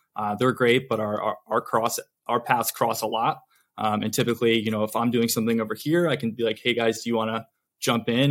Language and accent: English; Connecticut, United States; moved away as an adult; also born or lived in Vermont / New York City; now in Los Angeles, United States; I'm actually from Connecticut originally. Um, grew up there